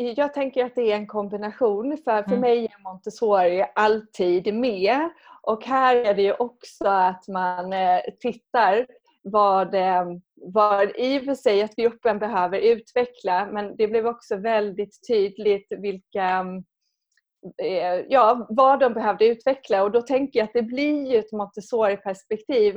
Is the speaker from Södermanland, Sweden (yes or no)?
no; Skåne, Sweden; moved away as an adult; now in Stockholm, Sweden; jag är från Skåne